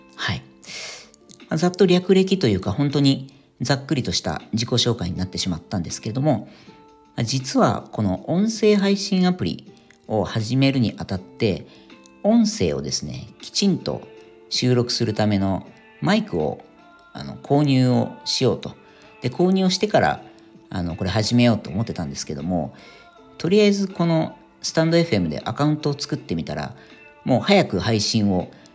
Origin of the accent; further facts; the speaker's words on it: Yokohama, Kanagawa, Japan; moved away as an adult; also born or lived in Tokyo / United States; now in Ireland; 地元の横浜から都内のオフィスまで車を運転して通勤していた